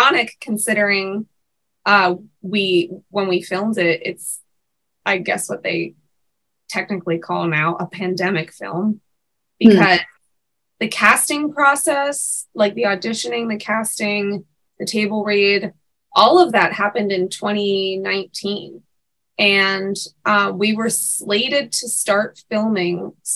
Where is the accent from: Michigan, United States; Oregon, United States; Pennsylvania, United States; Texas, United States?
Pennsylvania, United States; Pittsburgh; the Tall Family Theater in Pittsburgh, which is my hometown